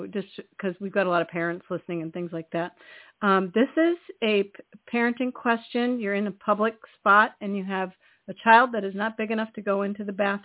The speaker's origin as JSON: {"language": "English", "region": "California", "country": "United States", "moved": "yes", "lives_now": "Maine, United States", "said": "I'm from bigger places than Maine. I'm from California"}